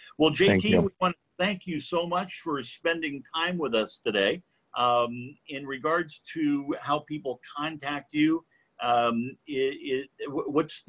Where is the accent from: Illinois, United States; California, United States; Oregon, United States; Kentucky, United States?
Oregon, United States; Springfield; I grew up on the McKenzie River and just outside of Springfield in Oregon.